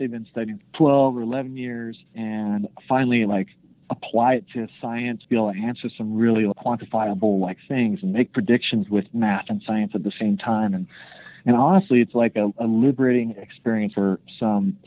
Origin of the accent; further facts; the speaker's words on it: Idaho, United States; I'm from Idaho, so it's a rural state.